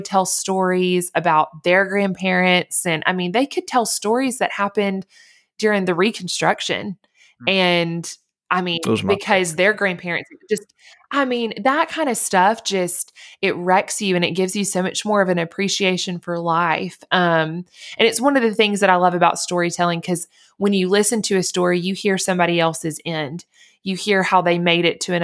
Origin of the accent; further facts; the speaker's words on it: Montgomery, Alabama, United States; I grew up in Alabama in Montgomery